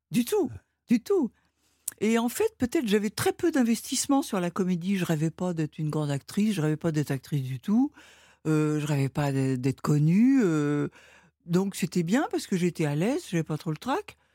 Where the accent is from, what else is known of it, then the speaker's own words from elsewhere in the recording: Rouen, Normandy, France; moved away; j'ai grandi à Rouen.